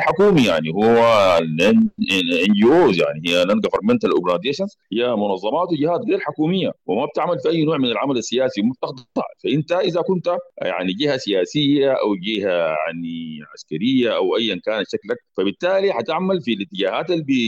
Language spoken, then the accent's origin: Arabic; Sudan; عندنا في السودان